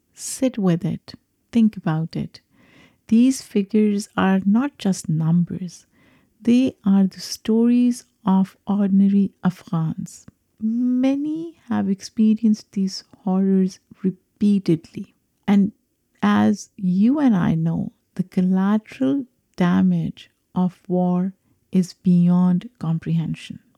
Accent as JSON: {"language": "English", "country": "Pakistan", "moved": "yes", "lives_now": "United States", "said": "I am a Pakistani immigrant"}